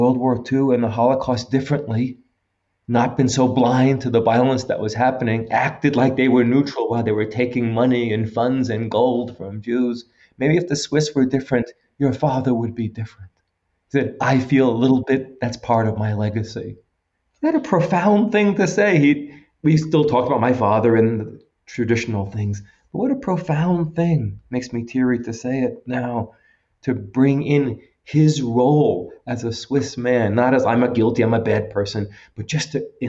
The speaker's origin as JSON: {"language": "English", "country": "United States", "said": "I'm a white Jewish male from the United States."}